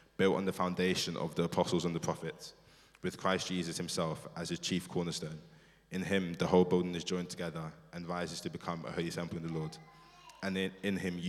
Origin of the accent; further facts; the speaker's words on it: England, United Kingdom; I'm Nigerian. I was born here. I kind of call myself, I'm 100% English, 100% Nigerian